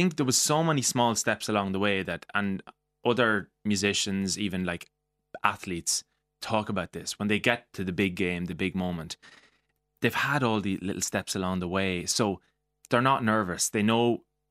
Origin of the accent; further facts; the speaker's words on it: Mullingar, Leinster, Ireland; So, being from Mullingar